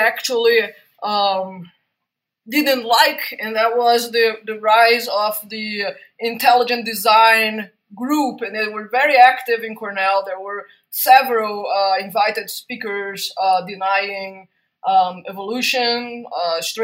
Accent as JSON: {"language": "English", "region": "Rio de Janeiro", "country": "Brazil", "tie": "born or raised there", "also_born_or_lived": "United Kingdom", "moved": "as an adult", "lives_now": "United States", "said": "I was born in Rio de Janeiro"}